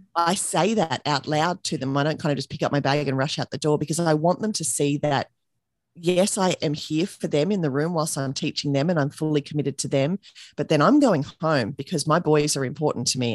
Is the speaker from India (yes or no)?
no; Australia; accent: Australian; I'm here in Australia, and you can probably tell that from my accent already